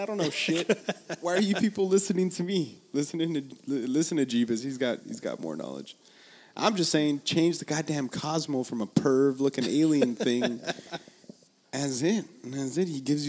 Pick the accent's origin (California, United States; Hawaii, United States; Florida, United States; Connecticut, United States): California, United States; Los Angeles; I'm Mexican, but then they're like, from Mexico? And they're like, no, no, no, from LA.